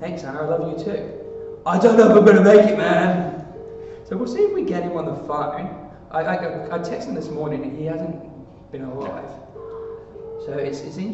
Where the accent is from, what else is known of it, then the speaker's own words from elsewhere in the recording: England, United Kingdom; I'm English